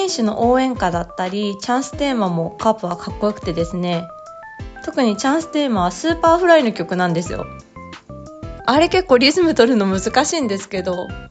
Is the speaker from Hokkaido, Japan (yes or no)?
no; Tokyo, Japan; 東京生まれ、東京育ちですが、父が広島出身